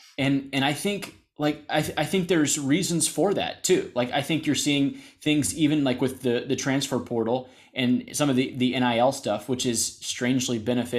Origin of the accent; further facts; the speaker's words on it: the South, United States; that is where I'm from and like I grew up in the south